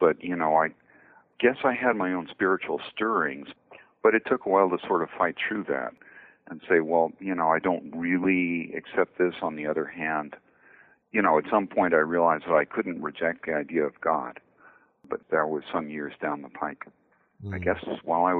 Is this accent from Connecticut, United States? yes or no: yes; New Haven, Connecticut, United States; Until I went away to boarding school, I grew up in New Haven, Connecticut.